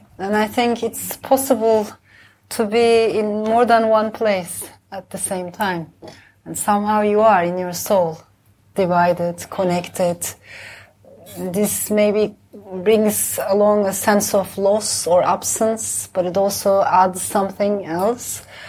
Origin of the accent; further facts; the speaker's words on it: Istanbul, Turkey; now in London, United Kingdom; myself, of course, I'm an Istanbulite. But I'm also from the Balkans. I'm from the Middle East.